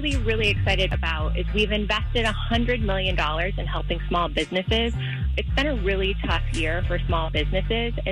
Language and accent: English; Pennsylvania, United States; I'm from Pennsylvania